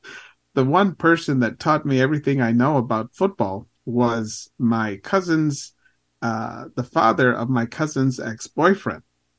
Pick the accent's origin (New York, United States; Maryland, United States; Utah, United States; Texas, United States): Maryland, United States; I was born and raised in Maryland, but my parents, being from El Salvador, they were not going to embrace American football the way that I do, you know, being born and raised here.